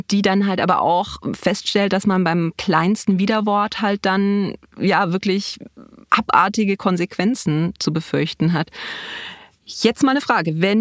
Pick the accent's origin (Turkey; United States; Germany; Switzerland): Germany; Bavaria; nee, ich äh, bin aus Bayern nicht rausgekommen. Das, ist, das hört man nicht, aber du hörst es